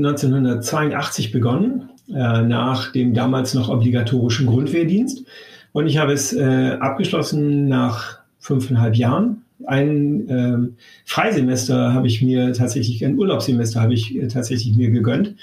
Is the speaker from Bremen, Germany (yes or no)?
yes; Bremen, Germany; moved away as an adult; also born or lived in Damascus; now in Hamburg, Germany; ich bin seinerzeit äh, zum Studium von ähm, oder aus Bremen nach Hamburg gewechselt